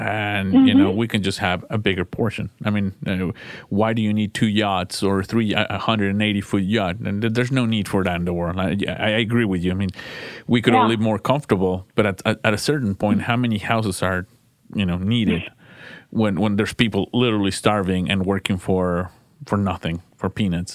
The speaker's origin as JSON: {"language": "English", "country": "Mexico", "tie": "born or raised there", "moved": "yes", "said": "I come from Mexico"}